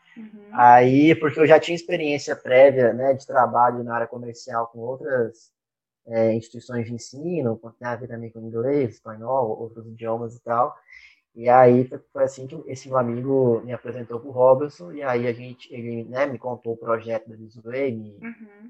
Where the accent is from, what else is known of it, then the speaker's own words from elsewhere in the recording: Uberaba, Minas Gerais, Brazil; moved away as an adult; also born or lived in Belo Horizonte, Brazil / Canada; now in Salvador, Brazil; eu sou nasci em Belo Horizonte, fui criado no interior de Minas, em Beraba.